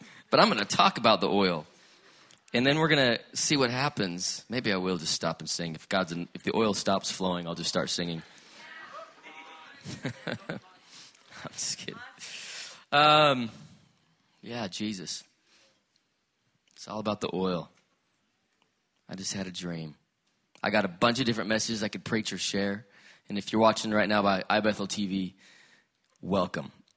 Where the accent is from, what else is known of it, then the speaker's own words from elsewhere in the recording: Salt Lake City, Utah, United States; I was born in Salt Lake City, Utah